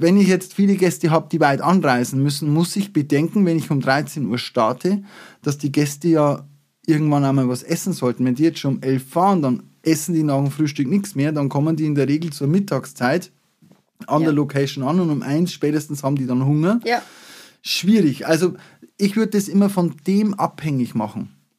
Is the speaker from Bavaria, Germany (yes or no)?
yes; Upper Palatinate, Bavaria, Germany; bei uns in der Oberpfalz